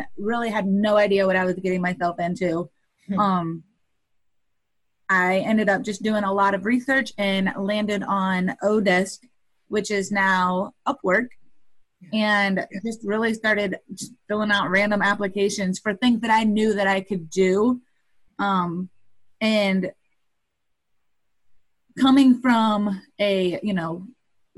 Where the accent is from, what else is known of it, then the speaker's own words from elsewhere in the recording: Indiana, United States; I am from Indiana, and I'm a web designer for female entrepreneurs